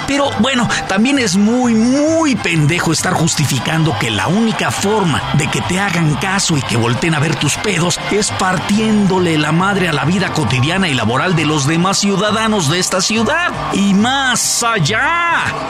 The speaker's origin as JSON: {"language": "Spanish", "country": "Mexico"}